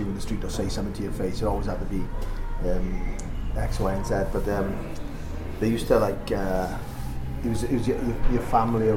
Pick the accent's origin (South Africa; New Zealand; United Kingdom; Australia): United Kingdom; Wales; we grew up in Wales